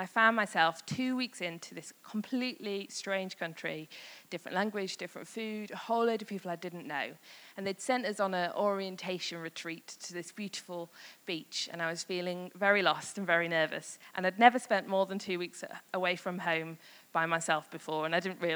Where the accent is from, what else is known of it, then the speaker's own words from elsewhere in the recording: Yorkshire and the Humber, United Kingdom; I'm from Yorkshire, northern